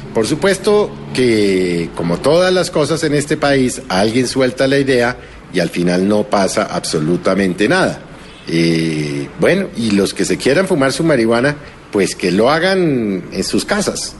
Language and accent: Spanish; Colombia